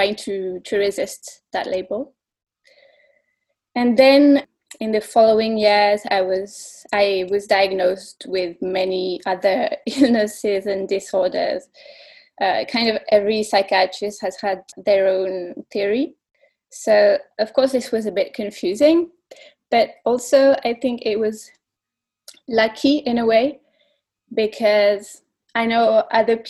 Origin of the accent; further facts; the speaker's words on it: Belgium; I'm from Belgium